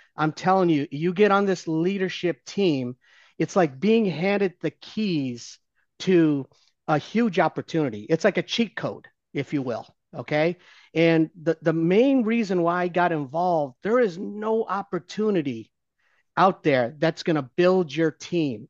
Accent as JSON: {"language": "English", "region": "Ohio", "country": "United States", "tie": "born or raised there", "said": "I'm still a Browns fan 'cause I grew up in Ohio."}